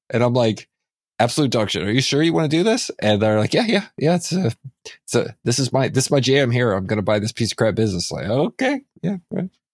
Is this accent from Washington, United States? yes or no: no; Texas, United States; also born or lived in San Antonio; a dumb Texan buying this business on Vancouver Island